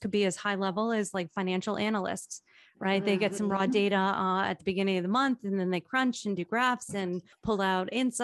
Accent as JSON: {"language": "English", "town": "Toms River", "region": "New Jersey", "country": "United States", "tie": "born or raised there", "said": "I was raised in Tom's River"}